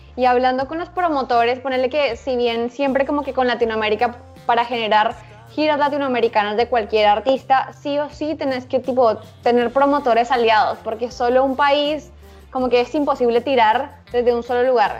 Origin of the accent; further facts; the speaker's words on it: Bogotá, Colombia; moved away as an adult; also born or lived in Buenos Aires, Argentina; now in Mexico City, Mexico; Nací en Bogotá, eh, soy colombiana y los últimos nueve años estuve viviendo en Buenos Aires